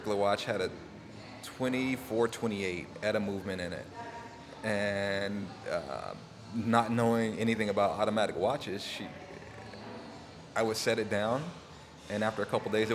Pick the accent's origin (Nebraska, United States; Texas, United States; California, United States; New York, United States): California, United States; Oxnard; growing up in Southern California all my life, I was, you know, born and raised